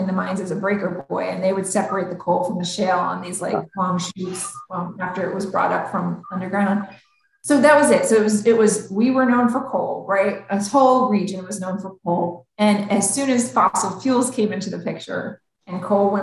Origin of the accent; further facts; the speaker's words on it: Scranton, Pennsylvania, United States; I'm from Scranton